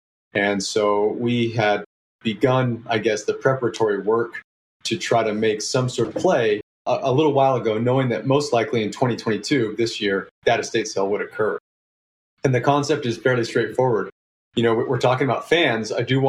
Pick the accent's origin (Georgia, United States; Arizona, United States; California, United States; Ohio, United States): California, United States; Oakland; I'm from Oakland originally, right? My first heartbreak when as a kid was when Will Clark was traded away from the Giants.